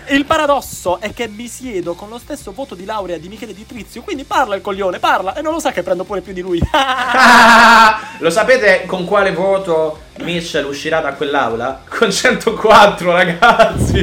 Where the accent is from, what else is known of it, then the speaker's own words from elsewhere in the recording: Milan, Lombardy, Italy; io vengo da Milano